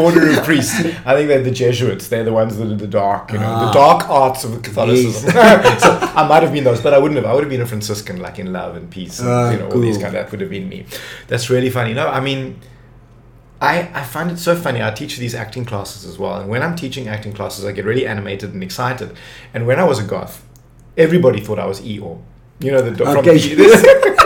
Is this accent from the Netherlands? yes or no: no; Cape Town, Western Cape, South Africa; I grew up in Tableview, which was like suburbia